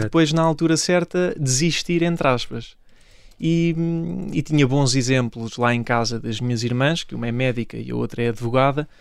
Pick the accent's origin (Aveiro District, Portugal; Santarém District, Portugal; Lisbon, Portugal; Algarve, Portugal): Santarém District, Portugal; Ourém; Comecei no clube da minha terra, no Oriense